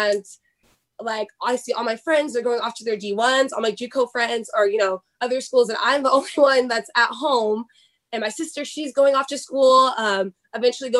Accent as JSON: {"language": "English", "town": "Sacramento", "region": "California", "country": "United States", "tie": "born or raised there", "also_born_or_lived": "Wyoming / Indiana", "moved": "as an adult", "said": "I grew up in Sacramento, California"}